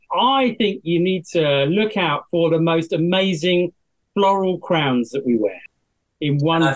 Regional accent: South West England, United Kingdom; Well, I think fundamentally we are Cornish treasure hunters, so we've got to say the best place to find treasure is Cornwall, surely.

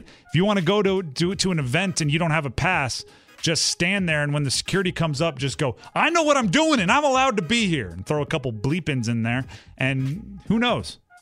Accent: New Jersey, United States; also born or lived in Delaware; I grew up in South Jersey for a large part of my childhood, went to school at Delaware

